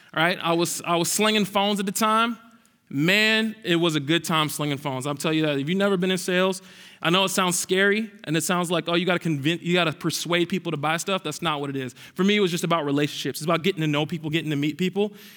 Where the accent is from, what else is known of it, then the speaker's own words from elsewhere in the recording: Minneapolis, Minnesota, United States; I am actually from Southside Minneapolis